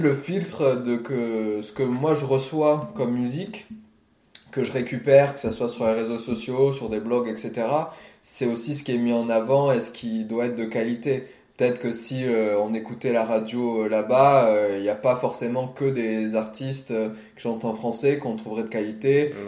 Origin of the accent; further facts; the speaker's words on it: France; moved away; also born or lived in Iceland; je suis français